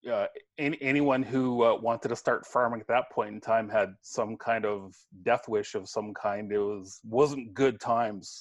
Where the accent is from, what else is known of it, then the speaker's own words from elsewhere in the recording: just north of Brandon, southwestern Manitoba, Canada; I grew up in southwestern Manitoba, just north of Brandon